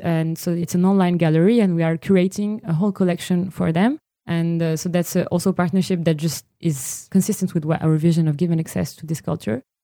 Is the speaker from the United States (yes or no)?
no; Morocco; moved away; now Morocco is still my home country